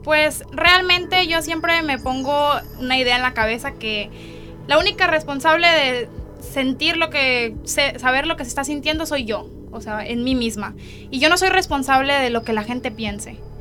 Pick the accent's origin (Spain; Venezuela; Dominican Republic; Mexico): Mexico